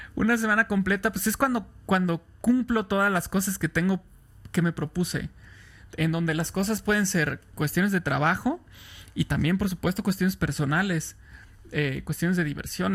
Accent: Irapuato, Guanajuato, Mexico; also born or lived in Tampico; Soy de Irapuato, Guanajuato, en el centro de México

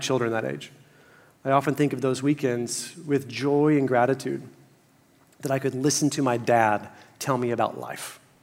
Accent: Fort Worth, Texas, United States; moved to my hometown of Fort Worth.

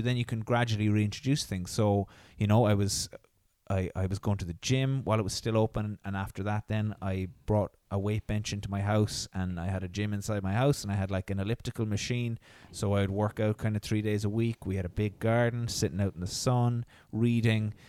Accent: Ireland; as Irish people

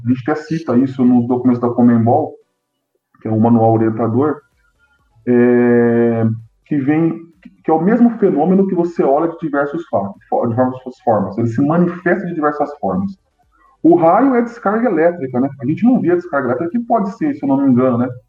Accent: Bauru, São Paulo, Brazil; eu sou de Bauru, no interior do estado de São Paulo.

